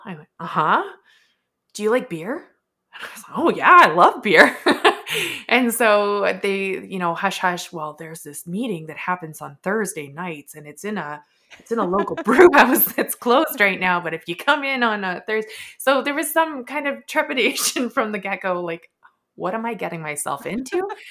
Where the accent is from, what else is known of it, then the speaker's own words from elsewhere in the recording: Edmonton, Alberta, Canada; also born or lived in Vancouver; born and raised in Edmonton, did spend some time out in Vancouver, but came back.